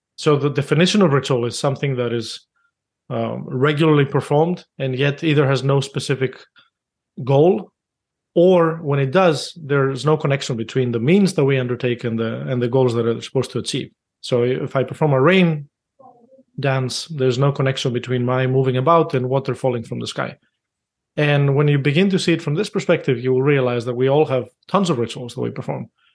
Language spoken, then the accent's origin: English; Greece; moved away; I grew up in Greece